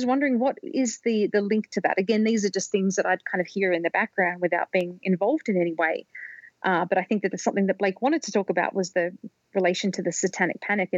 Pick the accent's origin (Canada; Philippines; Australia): Australia; when I was growing up in Australia, when I was a kid in the 1980s